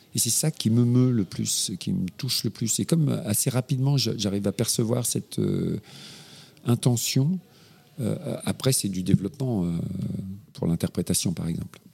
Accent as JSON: {"language": "French", "region": "Normandy", "country": "France", "tie": "born or raised there", "moved": "as an adult", "said": "je suis né en Normandie"}